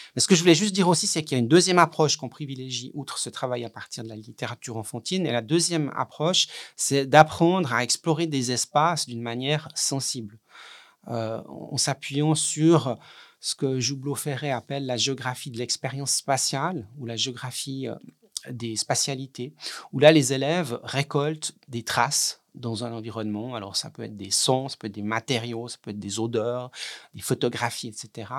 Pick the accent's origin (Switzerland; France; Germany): Switzerland; chez nous en Suisse